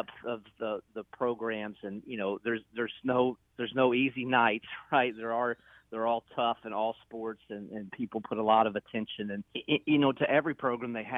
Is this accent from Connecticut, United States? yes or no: no; Murray, Kentucky, United States; moved away as an adult; now in Evansville, United States; I grew up in Murray